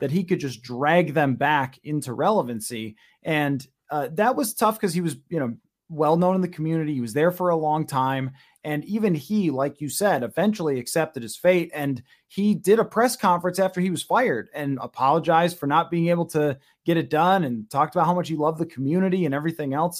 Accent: Buffalo, New York, United States; growing up in Buffalo

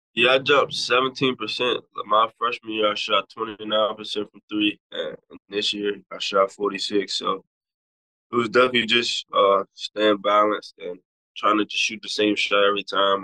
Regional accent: Washington, District of Columbia, United States; this is my hometown school

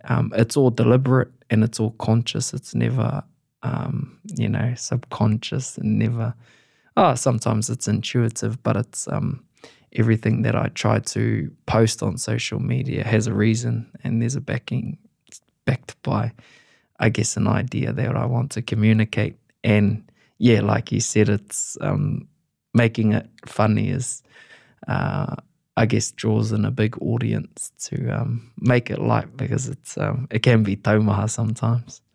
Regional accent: East Coast, Gisborne, New Zealand; I'm from the East Coast of New Zealand

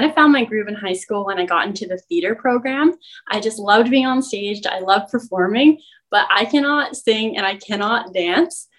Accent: Maple Ridge, British Columbia, Canada; I'm from Maple Ridge

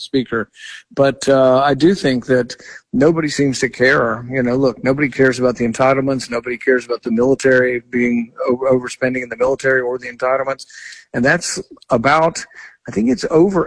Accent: Texas, United States; now in Kentucky, United States; I grew up in Texas

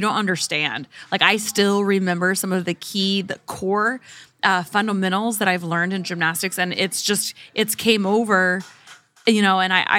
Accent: Oklahoma, United States; I grew up in Oklahoma.

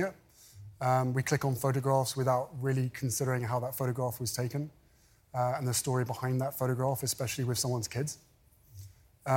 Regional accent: United Kingdom; moved away as an adult; now in California, United States; We fled my home country. We moved to California

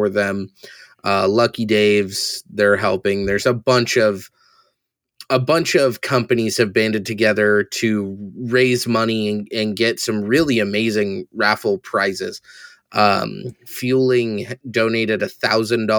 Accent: San Diego, California, United States; I've born and raised in San Diego

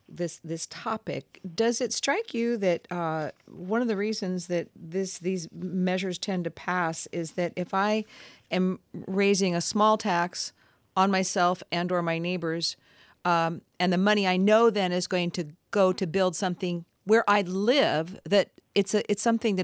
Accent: Washington, United States; I'm from Washington State.

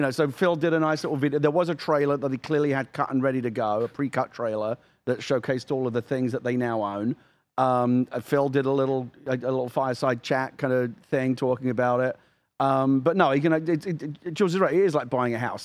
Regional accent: United Kingdom; now in United States; as a Brit

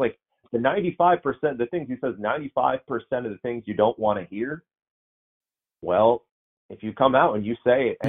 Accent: Northeast, United States; The fan base I grew up with in the Northeast

